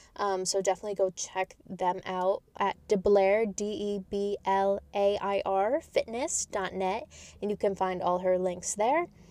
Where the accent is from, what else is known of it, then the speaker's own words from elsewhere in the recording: New York, United States; I'm from New York.